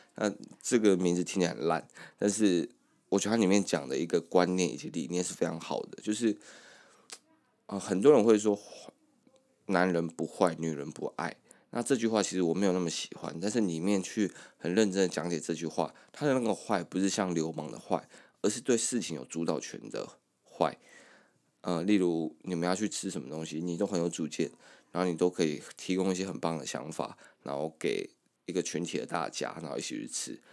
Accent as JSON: {"language": "Chinese", "region": "Kaohsiung area", "country": "Taiwan", "tie": "born or raised there", "moved": "as an adult", "lives_now": "Taipei, Taiwan", "said": "我们从高中的时候就一直跑高雄市区"}